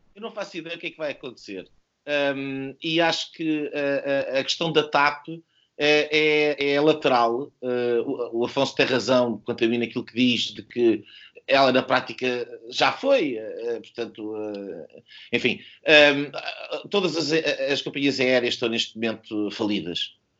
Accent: Portugal; enquanto português

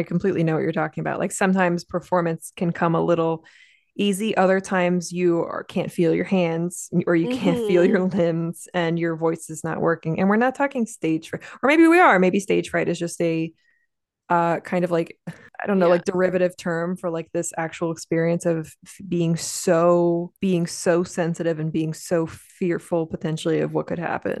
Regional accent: New Jersey, United States; now in Pennsylvania, United States; I'm an LPC from Pennsylvania, transplant from South Jersey. I'm a cishet white woman.

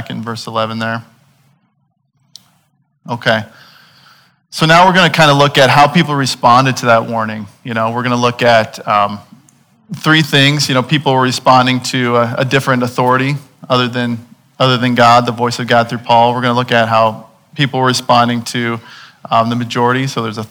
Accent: Illinois, United States; I'm from Illinois, and you know, I'm from surrounded by seas of corn

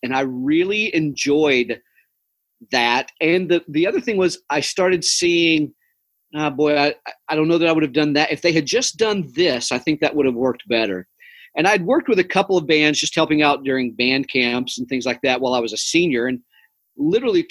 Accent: Cherokee, North Carolina, United States; now in Mount Pleasant, United States; I grew up in Cherokee, North Carolina

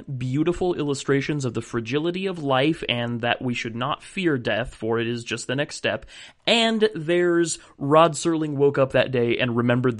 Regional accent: United States; My geographic knowledge as an American is extremely weak

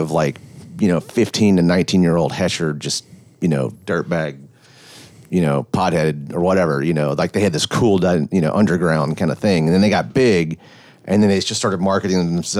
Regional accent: Memphis, Tennessee, United States; born or raised there

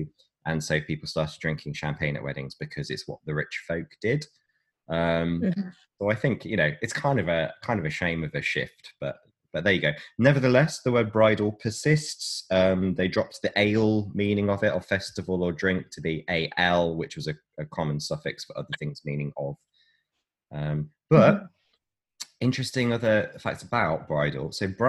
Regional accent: West Midlands, United Kingdom; born there; accent: West Midlands; So I'm going to put on my old birth accent from the West Midlands.

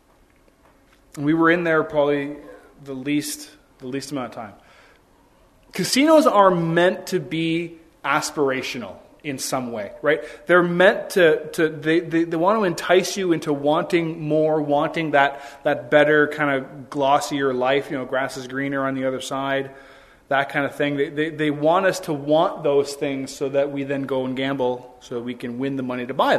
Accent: Ontario, Canada; being from Ontario, where you can't smoke anywhere

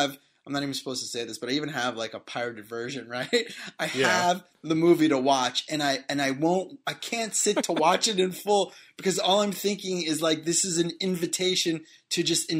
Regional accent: Boston, Massachusetts, United States; I am from Boston. I don't have an accent

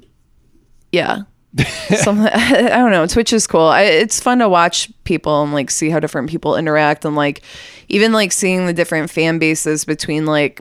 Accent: Austin, Texas, United States; we're all from Austin

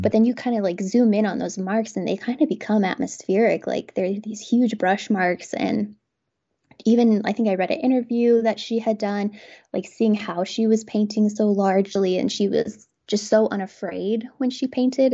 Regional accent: Garden City, Kansas, United States; moved away as an adult; now in Lawrence, United States; I grew up in Kansas, but, um, on the other side of the state in Garden City, Kansas, so a very small town.

